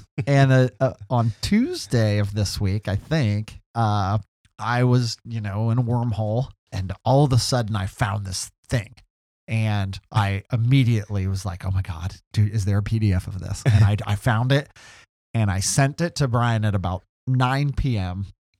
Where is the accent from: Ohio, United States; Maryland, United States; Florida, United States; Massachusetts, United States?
Ohio, United States; Mifflin Township; I grew up in Mifflin Township.